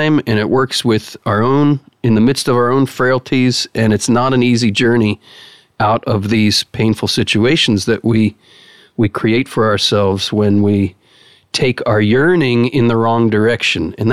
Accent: United States; you're struck as an American

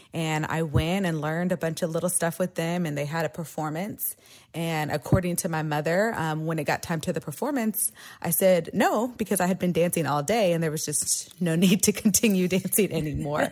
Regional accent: Austin, Texas, United States; also born or lived in San Marcos, Texas; I grew up here in Austin, Texas

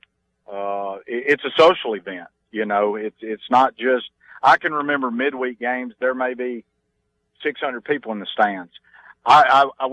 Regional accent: Tupelo, Mississippi, United States; moved away as an adult; also born or lived in Starkville, Mississippi; now in Oxford, United States; I'm a Tupelo native. I was born in Starkville and lived there for probably 6 or 7 years. But no, I claim Tupelo

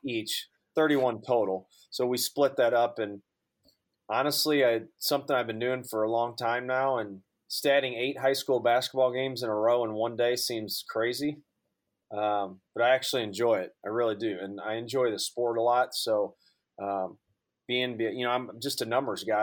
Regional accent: just outside of St. Louis, Southern Illinois, United States; also born or lived in Durham, North Carolina; now in St. Louis, United States; I'm born and raised in Southern Illinois, just outside of St. Louis

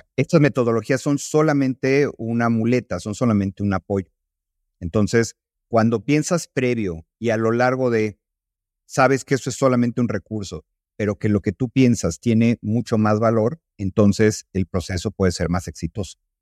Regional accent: Mexico

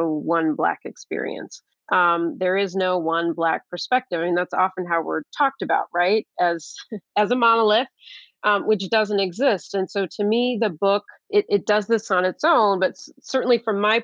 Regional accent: Midwest, United States; I was born here in the United States. I'm a Midwesterner.

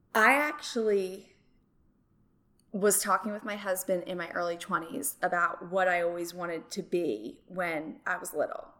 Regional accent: Medford Lakes, New Jersey, United States; moved away as an adult; also born or lived in South Carolina; now in Central Arkansas, United States; I grew up in Medford Lakes, New Jersey

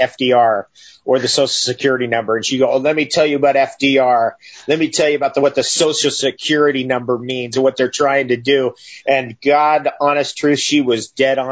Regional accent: California, United States; moved away as an adult; now in Northern Ontario, Canada; I grew up in California. I've been there since 1977

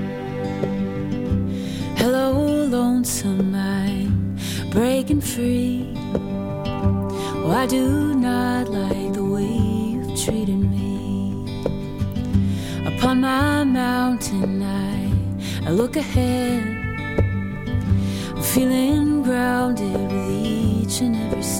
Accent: Fort Lauderdale, Florida, United States; moved away as an adult; also born or lived in Los Angeles, United States / Washington, D.C., United States; now in Nashville, United States; I grew up in Fort Lauderdale, but I moved from there when I was 18

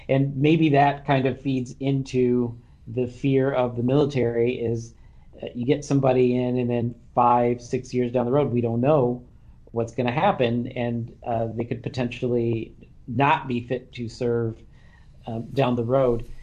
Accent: Kalamazoo, Michigan, United States; I'm from Kalamazoo

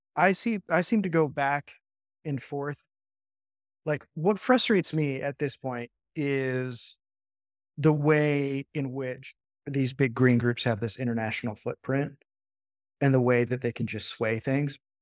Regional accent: United States; As an American

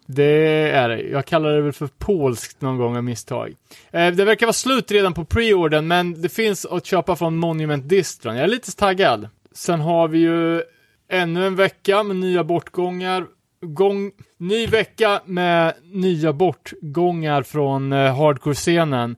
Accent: Örebro, Örebro County, Sweden; som örebroare

